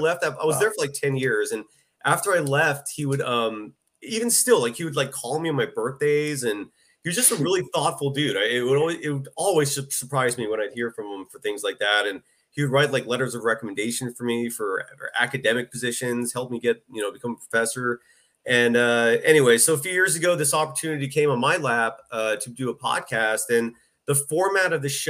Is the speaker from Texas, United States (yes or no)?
no; Bay Area, California, United States; I'm born and raised in the Bay Area